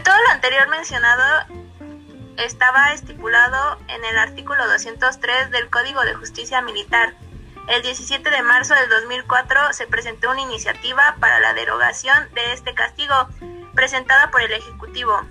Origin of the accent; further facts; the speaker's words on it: Mexico; muchos mexicanos lamentablemente sabemos